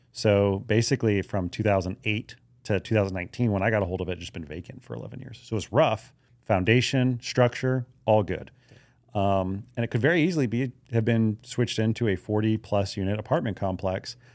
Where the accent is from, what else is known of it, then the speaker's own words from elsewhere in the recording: Hawaii, United States; moved away; I grew up in Hawaii